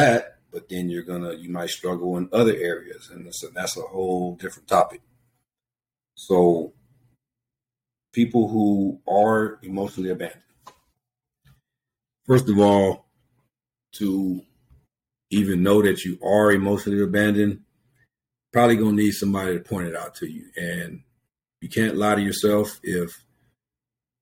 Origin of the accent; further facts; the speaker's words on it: Venice, California, United States; Our little neighborhood, I'm from Venice